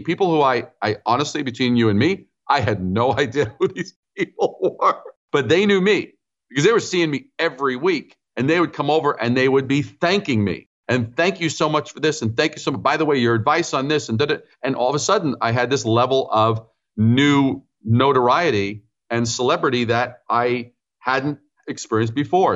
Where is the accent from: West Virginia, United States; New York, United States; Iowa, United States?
New York, United States; New York City; also born or lived in Brooklyn / Long Island / Manhattan; I'm a native New Yorker, as you mentioned. So I was born in Brooklyn, raised in Queens